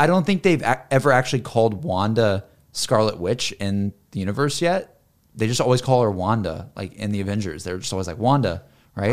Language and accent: English; the South, United States; I'm from the South